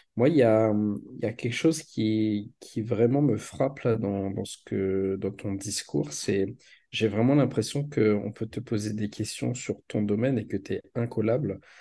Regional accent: Réunion; en tant que réunionnais, en tant qu'ultramarin

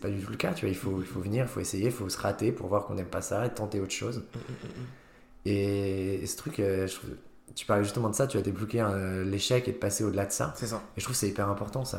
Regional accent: Haute-Savoie, Auvergne-Rhône-Alpes, France; moved away as an adult; also born or lived in Lyon; now in Nancy, France; j'ai grandi en Haute-Savoie

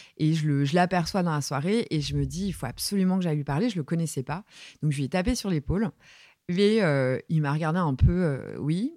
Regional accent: Saint-Brieuc, Brittany, France; j'ai grandi à Saint-Brieuc, euh, dans les Côtes d'Armor, euh, en Bretagne

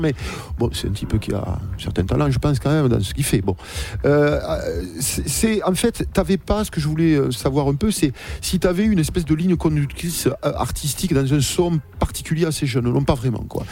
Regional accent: Toulouse, Occitania, France; chez nous à Toulouse

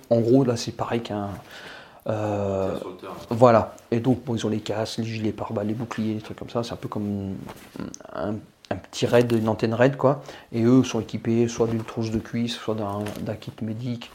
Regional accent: France; on est français

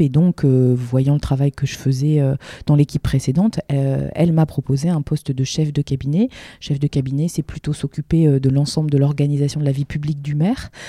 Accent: Lille, Hauts-de-France, France; en tant que Lilloise

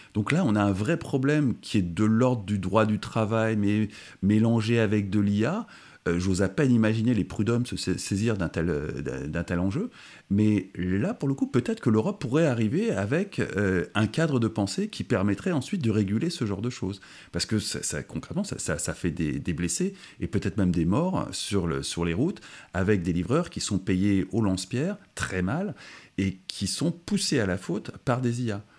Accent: France; en tant que Français

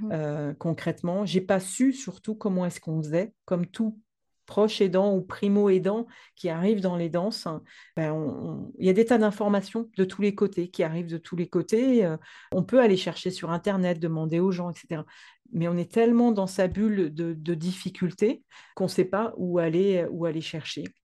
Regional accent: France; also born or lived in Provence; je suis française. Ah ah. J'habite dans le sud de la France, en Provence

